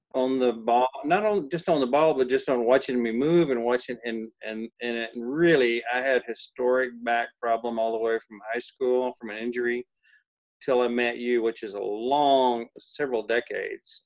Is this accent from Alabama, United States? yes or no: no; Texas, United States; I was raised in Texas